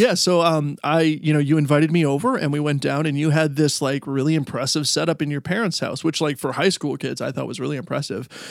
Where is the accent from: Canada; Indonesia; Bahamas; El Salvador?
Canada; Stratford, Ontario; now in Michigan, United States; I grew up in Stratford, Ontario, and now I live in uh, Michigan.